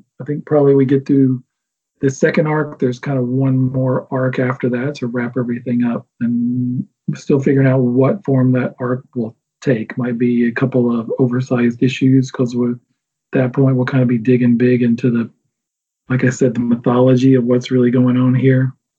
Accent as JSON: {"language": "English", "region": "the South", "country": "United States", "tie": "born or raised there", "said": "talked before about growing up in the South and growing up in the church."}